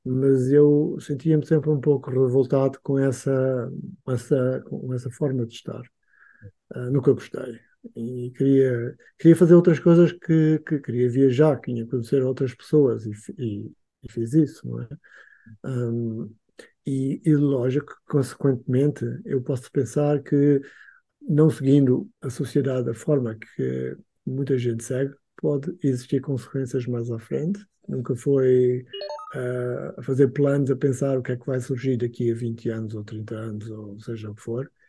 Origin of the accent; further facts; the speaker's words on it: Angola; born there; eu nasci em Angola. Aliás, uhum. eu já sou uhum. a terceira geração nascida em Angola.